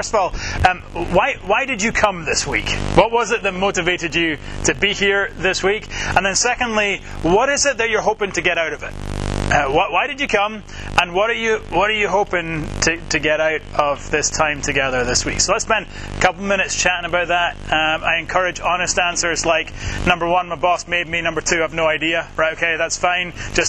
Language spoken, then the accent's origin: English; Edinburgh, Scotland, United Kingdom; also born or lived in Jackson, Mississippi / Metro DC; now in Washington, D.C. area, United States; I am not from there originally, as you may already be able to tell. I'm from Edinburgh, Scotland. That is home. I moved from Edinburgh, Scotland to Jackson, Mississippi.